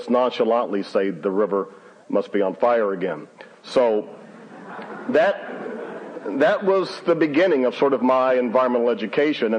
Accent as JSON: {"language": "English", "town": "Cleveland", "region": "Ohio", "country": "United States", "tie": "born or raised there", "said": "I grew up in Cleveland, Ohio"}